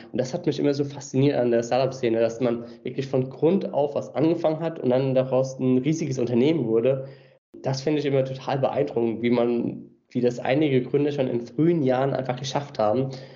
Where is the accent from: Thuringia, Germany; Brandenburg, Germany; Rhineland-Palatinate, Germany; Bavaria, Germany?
Rhineland-Palatinate, Germany; Mainz; also born or lived in Australia; Geboren und aufgewachsen. Mainz ist meine Heimatstadt